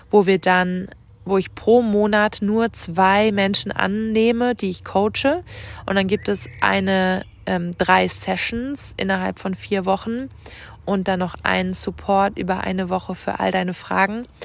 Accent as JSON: {"language": "German", "region": "Rhineland-Palatinate", "country": "Germany", "tie": "born or raised there", "said": "Und ich schicke dir ganz viele Grüße, diesmal von Herz zu Herz aus der Pfalz, aus meiner Heimat."}